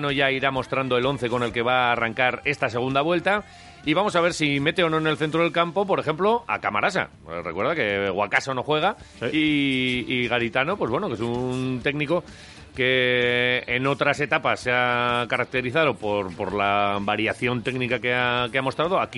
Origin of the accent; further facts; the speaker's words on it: Basque Country, Spain; nosotros lo vemos porque somos de Vasconia